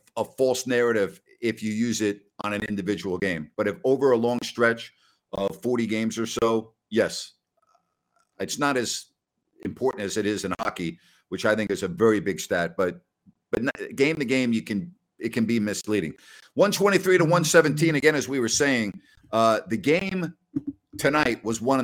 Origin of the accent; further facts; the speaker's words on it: Syosset, New York, United States; moved away as an adult; also born or lived in Ohio; I am from New York, born and raised in New York.